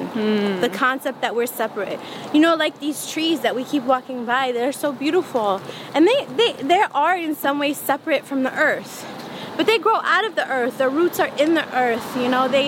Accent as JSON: {"language": "English", "town": "Flint", "region": "Michigan", "country": "United States", "tie": "born or raised there", "said": "growing up in Flint"}